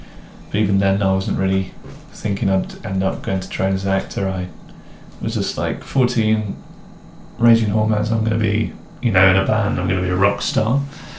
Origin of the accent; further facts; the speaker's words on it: East Midlands, United Kingdom; accent: posh; I grew up in the Midlands, outside of Nottingham, near Mansfield. Not that you can really hear that in my accent.